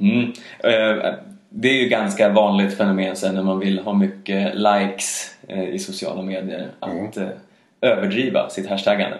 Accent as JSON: {"language": "Swedish", "country": "Sweden"}